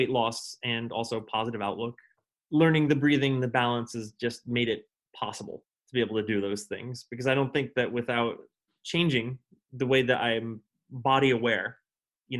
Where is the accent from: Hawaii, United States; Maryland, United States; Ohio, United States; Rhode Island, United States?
Rhode Island, United States; Westerly; moved away; also born or lived in Northampton; I'm from a small town called Westerly in southern Rhode Island